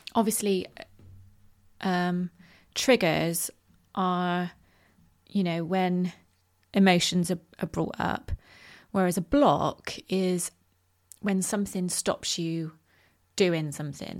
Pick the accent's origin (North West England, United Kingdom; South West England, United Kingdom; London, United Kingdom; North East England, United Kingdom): South West England, United Kingdom; Bristol; my hometown of Bristol